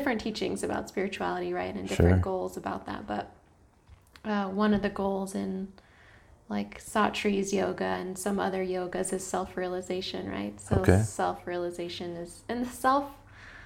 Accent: Hot Springs, Arkansas, United States; also born or lived in Fort Worth, Texas / Portland / India / Europe; now in Washoe, United States; I grew up mostly in Arkansas, in Hot Springs, Arkansas

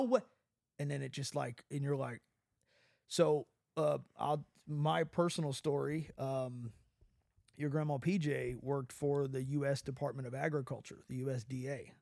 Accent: United States; As an American

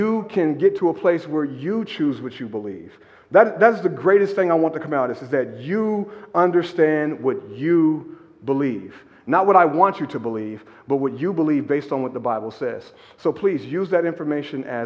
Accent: United States; we're American

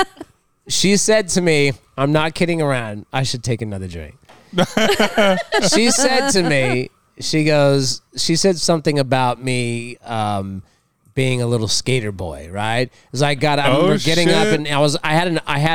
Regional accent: Los Angeles, California, United States; I'm from L.A.

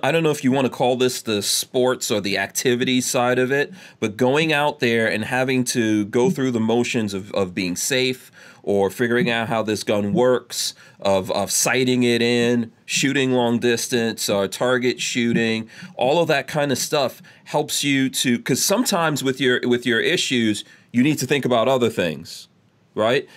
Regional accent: New York City, New York, United States; I grew I grew up in New York City

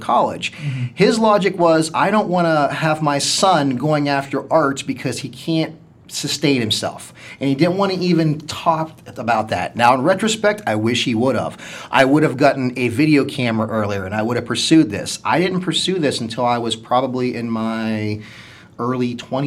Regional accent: Ohio Valley, United States; moved away as an adult; now in Akron, United States; We grew up in the Ohio Valley

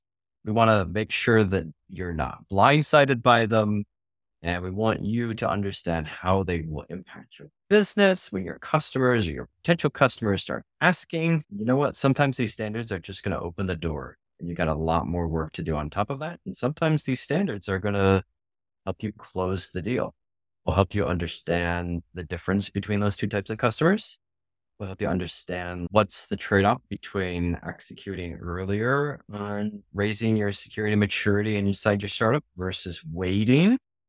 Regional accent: Minnesota, United States; I grew up in Minnesota.

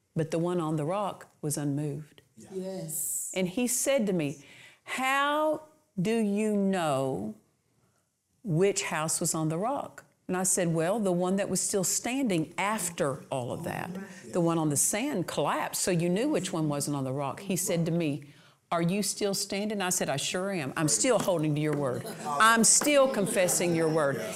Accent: Southwest Oklahoma, United States; I'm from Southwest Oklahoma, so these colloquial things we understand

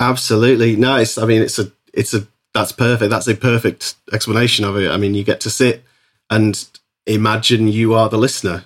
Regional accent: Isle of Man; moved away as an adult; also born or lived in Bristol; now in Liverpool, United Kingdom; I grew up on the Isle of Man and I moved to Bristol when I was about twen, nineteen, twenty

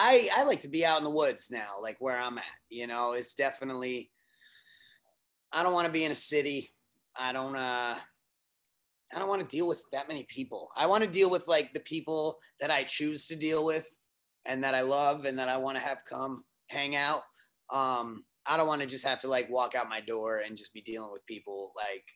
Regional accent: Norwalk, Connecticut, United States; born or raised there

